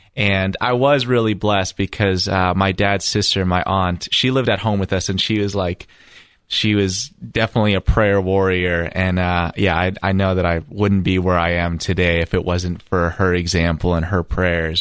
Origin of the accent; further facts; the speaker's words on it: Toronto, Ontario, Canada; I grew up in Toronto, Ontario